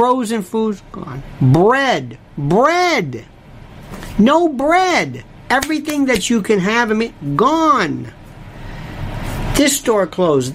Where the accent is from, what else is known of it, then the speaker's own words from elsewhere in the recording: Florida, United States; I was raised in Florida